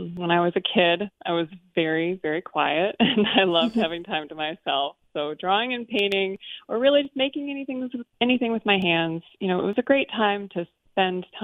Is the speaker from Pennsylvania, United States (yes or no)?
no; Lansing, Michigan, United States; moved away as an adult; now in Kalamazoo, United States; I am from the Lansing area